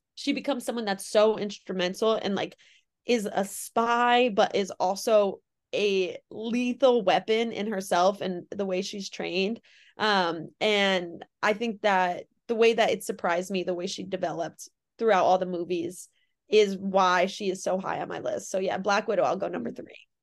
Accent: Connecticut, United States; I'm from Connecticut

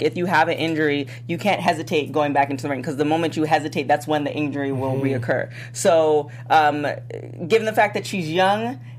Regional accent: Canada; now in United States; which I'm from.

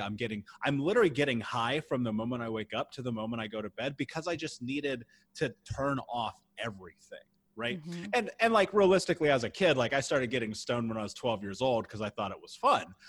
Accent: Indianapolis, Indiana, United States; I grew up in the Midwest in Indianapolis

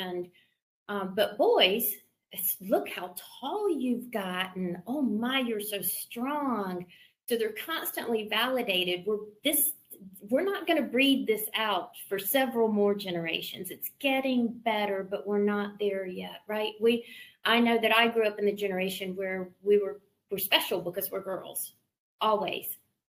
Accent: the South, United States; I'm from the South. We have door handles.

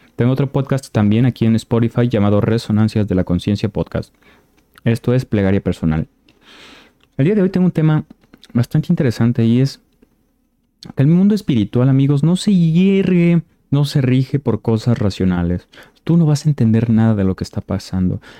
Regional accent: Mexico; yo soy de México

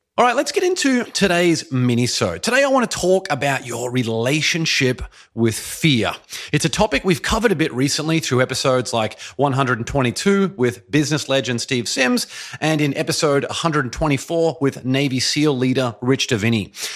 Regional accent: Brisbane, Queensland, Australia; moved away as an adult; also born or lived in Boston, Massachusetts / Shanghai, China; now in Los Angeles, United States; I made the decision at the age of twenty-eight to move from my hometown, beautiful Brisbane, Australia, all the way over to Boston, Massachusetts.

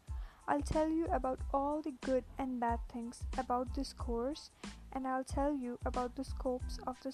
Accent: India; Hello everyone … from India.

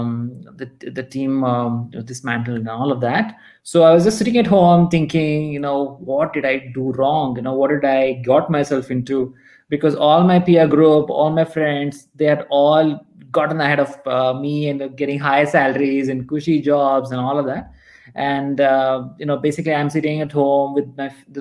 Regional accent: North Karnataka, India; also born or lived in Mysore; I'm from Karnataka, and you know, my family is based from here, North Karnataka

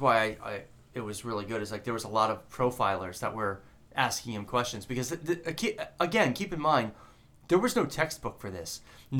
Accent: South Florida, United States; because you and I grew up in South Florida

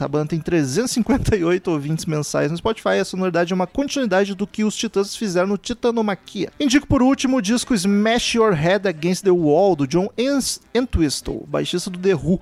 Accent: Porto Alegre, Rio Grande do Sul, Brazil; a gente é de Porto Alegre

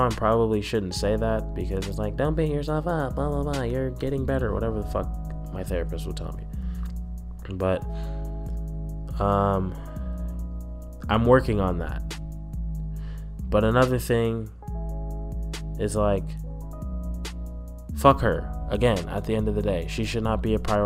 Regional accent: Southern California, United States; I was born in Southern California

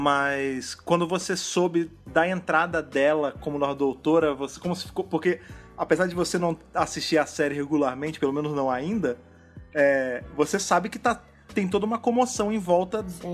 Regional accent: Brazil; nós três aqui somos brasileiros

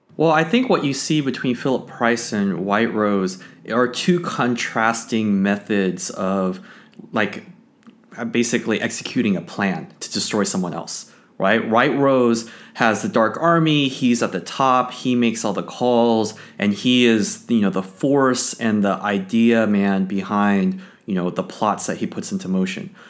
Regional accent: Los Angeles, California, United States; I grew up in Los Angeles with, with the Lakers

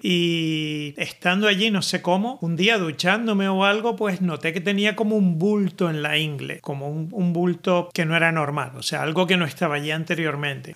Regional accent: Canary Islands, Spain; accent: Canarian; moved away as an adult; now in Netherlands; yo tengo un acento canario en holandés

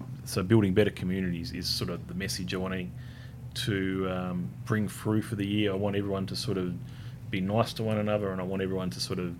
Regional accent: Hobart, Tasmania, Australia; I was born in Hobart. It's a beautiful place

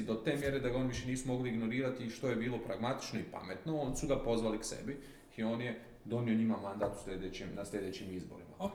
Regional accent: Croatia; kod nas u Republici Hrvatskoj

